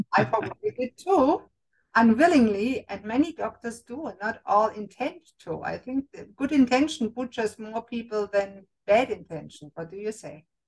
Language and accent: English; Germany; moved away; I was raised and born in Germany